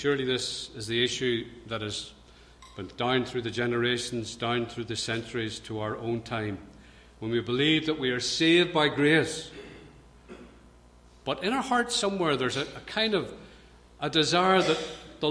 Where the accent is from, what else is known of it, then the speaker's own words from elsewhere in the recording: Belfast, Northern Ireland, United Kingdom; I grew up in Belfast